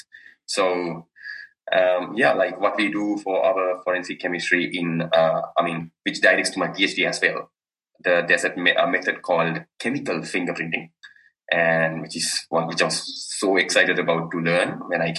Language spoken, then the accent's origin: English; Colombo, Western Province, Sri Lanka; moved away as an adult; now in Dunedin, New Zealand; my hometown is Colombo